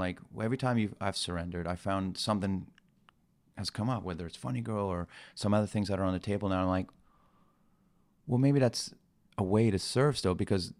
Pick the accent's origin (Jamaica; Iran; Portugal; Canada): Iran; born there; I was born in Iran, yeah.